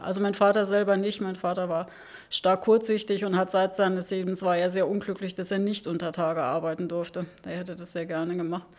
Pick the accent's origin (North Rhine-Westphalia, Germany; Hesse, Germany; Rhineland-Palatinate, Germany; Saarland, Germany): Saarland, Germany; accent: Saarland; moved away as an adult; now in Berlin, Germany; Ich bin geboren im Saarland. Ähm, und da im kleinen Dorf, sehr konservative Umgebung